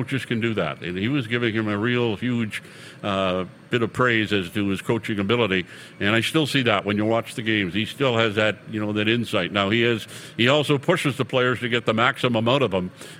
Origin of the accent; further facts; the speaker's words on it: New Brunswick, Canada; moved away; I'm from New Brunswick